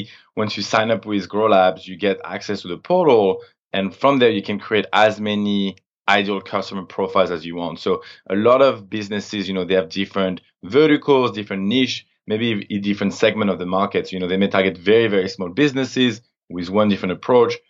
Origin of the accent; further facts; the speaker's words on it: France; moved away as an adult; also born or lived in Montreal, Canada / Toronto, Canada; now in San Francisco, United States; So yeah, I'm originally from France. When I was 18, I moved to Canada on my own for college.